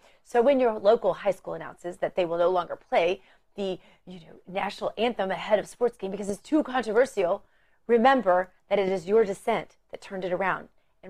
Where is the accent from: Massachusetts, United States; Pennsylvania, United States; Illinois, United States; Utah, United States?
Pennsylvania, United States; Pittsburgh; And by the way, he's from Pittsburgh and I'm from Pittsburgh, and I'm embarrassed that we're from the same town.